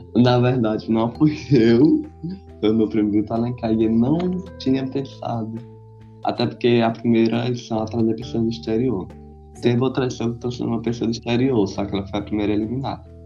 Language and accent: Portuguese; Brazil; eu sou do Brasil